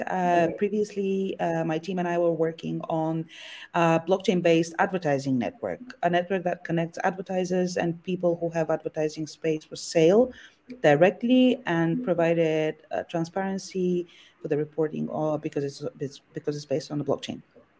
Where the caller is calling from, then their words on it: Sofia, Sofia City, Bulgaria; I'm currently calling in from Sofia, Bulgaria, where we're having a very snowy, icy day.